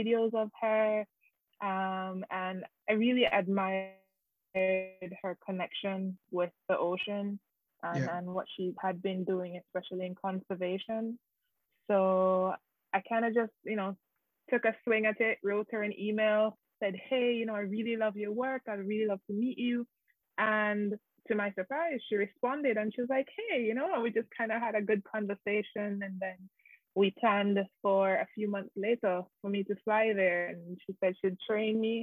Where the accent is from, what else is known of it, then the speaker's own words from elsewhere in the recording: Jamaica; moved away as an adult; now in London, United Kingdom; I am based in London right now, but I'm originally from Jamaica.